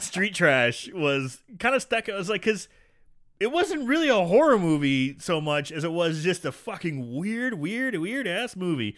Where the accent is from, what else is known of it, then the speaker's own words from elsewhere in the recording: St. Louis, Missouri, United States; Saint Louis, my hometown